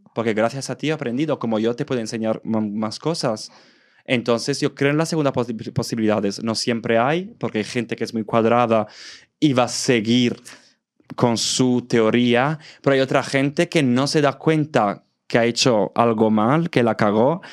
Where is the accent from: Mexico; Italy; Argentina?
Italy; Southern Italy; Spanish is a second language; moved away as an adult; also born or lived in Valencia, Spain; now in Madrid, Spain; mi pueblo ahora se ha convertido en uno de los pueblos más turísticos del sur de Italia